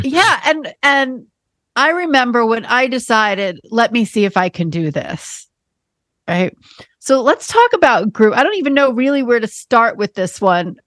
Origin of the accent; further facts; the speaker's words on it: New York, United States; I'm a born and bred New Yorker